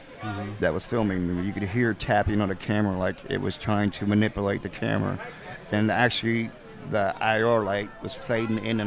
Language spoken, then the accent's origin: English; Indianapolis, Indiana, United States; I'm from Indiana myself. I'm from Indianapolis area